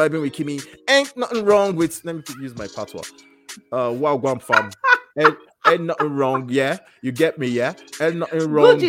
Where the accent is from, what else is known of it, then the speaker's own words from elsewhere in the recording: Calgary, Alberta, Canada; from Calgary, Canada.